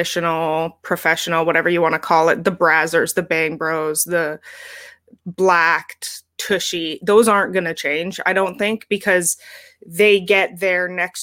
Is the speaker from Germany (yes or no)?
no; Canada; as a Canadian